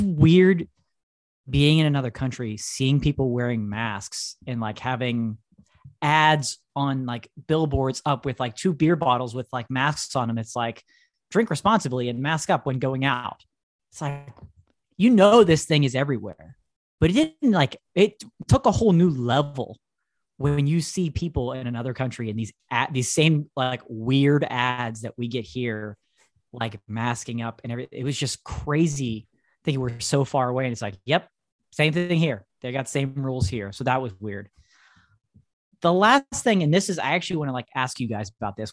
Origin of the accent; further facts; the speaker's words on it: United States; we're from United States